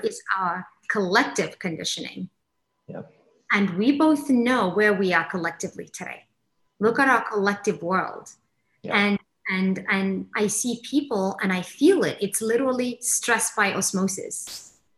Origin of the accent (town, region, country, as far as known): Kenya; born or raised there; also born or lived in England; now in Miami, United States